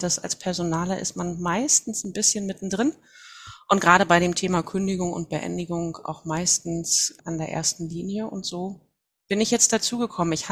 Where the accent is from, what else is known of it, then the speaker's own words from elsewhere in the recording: Mecklenburg-Vorpommern, Germany; Ich bin Mecklenburgerin, komme von der Wismarischen Ostseeküste, 47 Jahre alt mittlerweile